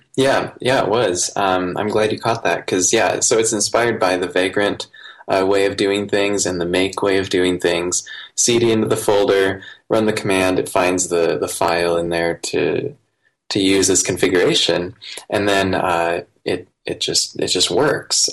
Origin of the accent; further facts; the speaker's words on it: Iowa, United States; I grew up in Iowa in the United States, um, outside of town, kind of in a, a rural area